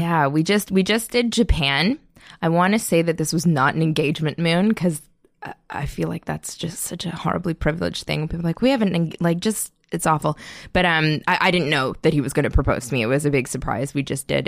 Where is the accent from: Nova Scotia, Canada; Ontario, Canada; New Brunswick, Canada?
Ontario, Canada; Toronto; moved away; also born or lived in Montreal; I am from North York, and then I went to school in Montreal